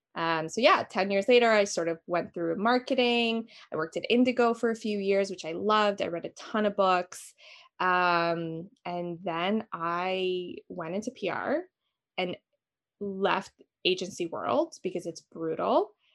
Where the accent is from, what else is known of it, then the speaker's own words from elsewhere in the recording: Albania; now in Toronto, Canada; I am from Albania originally